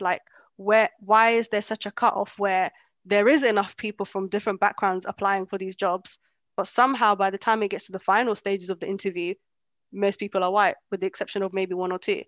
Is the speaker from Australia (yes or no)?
no; London, United Kingdom; English is a second language; moved away as an adult; also born or lived in Kenya; I grew up in London most of my life. Um, up until like two years ago